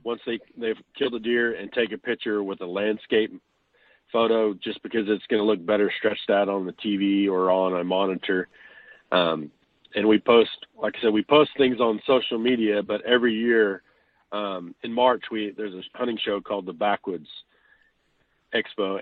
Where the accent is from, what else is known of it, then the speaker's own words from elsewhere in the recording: Chickasha, Oklahoma, United States; now in Washington, Oklahoma, United States; I'm originally from Chickasha, Oklahoma